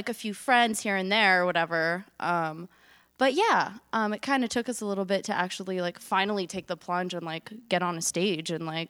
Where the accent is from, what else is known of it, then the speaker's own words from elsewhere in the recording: Los Angeles, California, United States; we grew up like right in Silver Lake. Well, our mom's house was right in Silver Lake, like a block away from the Sunset Junction off Sunset.